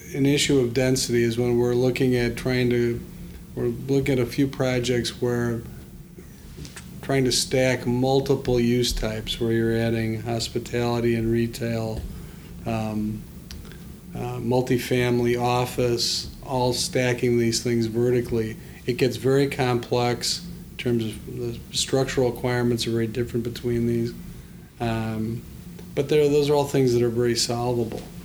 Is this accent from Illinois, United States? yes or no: yes; Evanston, Illinois, United States; I grew up in Evanston.